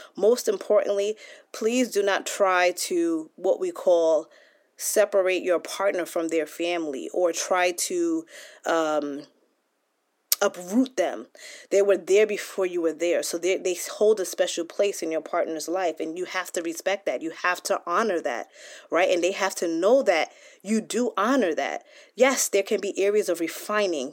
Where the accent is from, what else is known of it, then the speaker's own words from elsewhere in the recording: United States; I was born here in the United States and my parents came from Nigeria, so I'm first generation. And so growing up in the United States